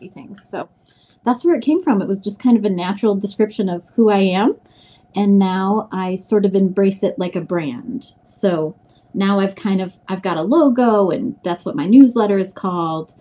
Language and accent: English; Grand Forks, North Dakota, United States; moved away as an adult; I grew up in North Dakota, Grand Forks, North Dakota